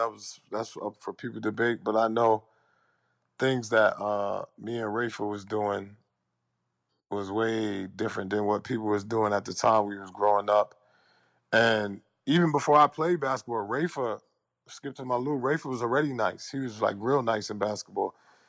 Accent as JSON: {"language": "English", "town": "New York City", "region": "New York", "country": "United States", "tie": "born or raised there", "also_born_or_lived": "Brooklyn, New York / Harlem, New York", "said": "I was born in Brooklyn, and then I moved to Harlem when I was like 10, 11 years old. And I went to a school called PS92."}